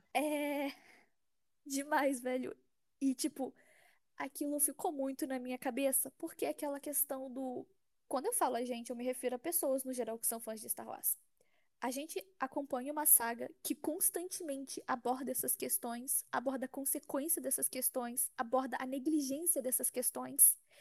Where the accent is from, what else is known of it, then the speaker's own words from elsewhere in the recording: São Paulo, Brazil; eu sou de São Paulo